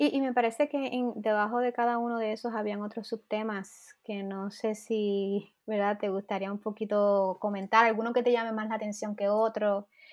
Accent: Puerto Rico; now in United States; yo quiero regresar a Puerto Rico

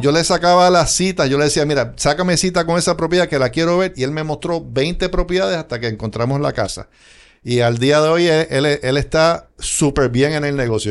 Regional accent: Puerto Rico; moved away as an adult; now in West Palm Beach, United States

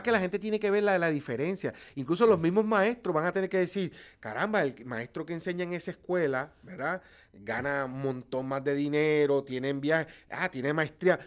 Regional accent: Puerto Rico; los puertorriqueños

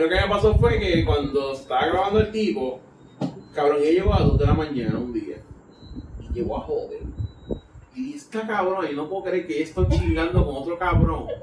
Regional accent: Puerto Rico; yo soy de Puerto Rico

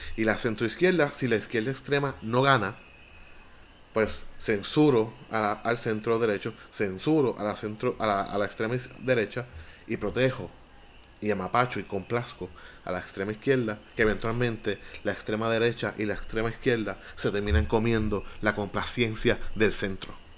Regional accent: Villalba, Puerto Rico; Villalba, mi pueblo

